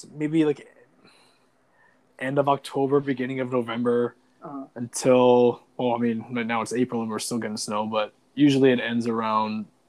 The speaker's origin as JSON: {"language": "English", "country": "Canada", "said": "I'm Canadian, bro."}